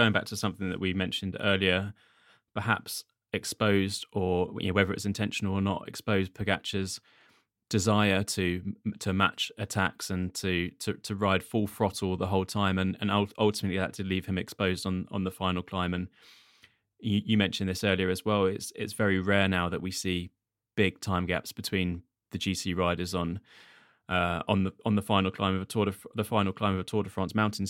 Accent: United Kingdom; partly as a Brit

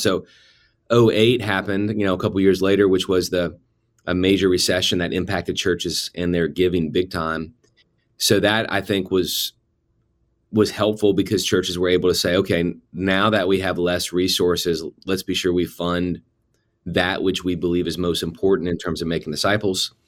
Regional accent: New Orleans, Louisiana, United States; moved away as an adult; I grew up in the New Orleans area and stayed there all the way through high school graduation

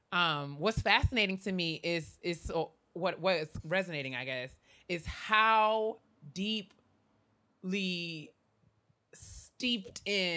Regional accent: New York, United States; I was born and raised in New York in what was a very Southern home. It just happened to be in New York.

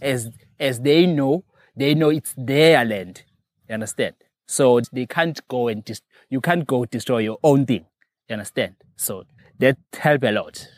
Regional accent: near Hluhluwe, KwaZulu-Natal, South Africa; also born or lived in Mdugu; I was not born here, but, uh, I grew up at, uh, another place called Otaganeni. It's under the section, uh, around Hluhluwe.

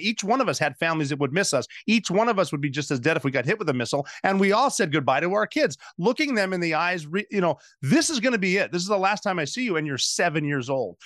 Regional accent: Butte, Montana, United States; my hometown of Butte, Montana

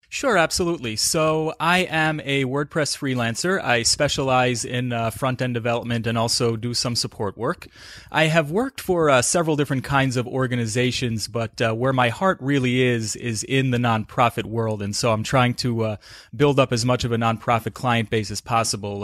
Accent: South Salem, New York, United States; I'm originally from, uh, northern Westchester County

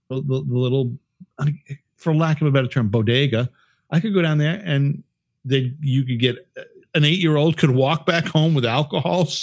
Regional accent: Worcester, Massachusetts, United States; so when i was living in Worcester because i grew up in Worcester hmm.

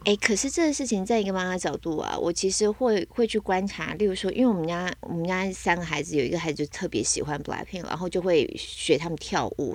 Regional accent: Taiwan; 身为台湾人能不喝吗

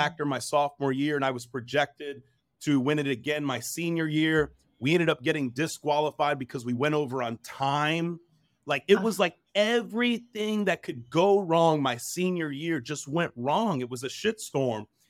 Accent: New Jersey, United States; also born or lived in New York; I was born in New Jersey, lived in New York for a little bit.

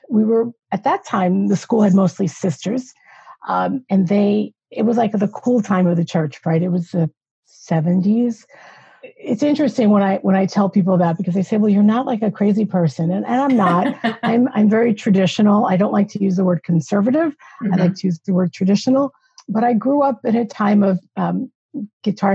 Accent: New York, United States; I'm originally from New York

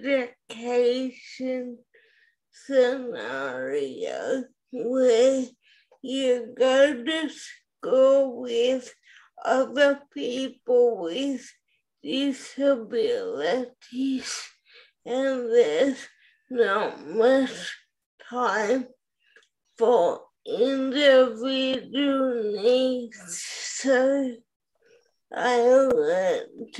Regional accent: Melbourne, Victoria, Australia; I'm from Melbourne, Australia.

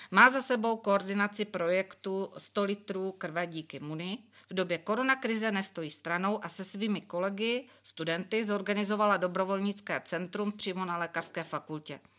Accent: Bratislava, Bratislava Region, Slovakia; moved away as an adult; now in Brno, Czech Republic; ja pochádzam z Bratislavy

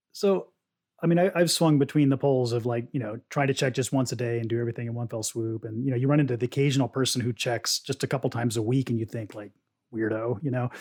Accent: Oklahoma, United States; I, I grew up in Oklahoma, uh, in a town that was detached from Oklahoma City at the time

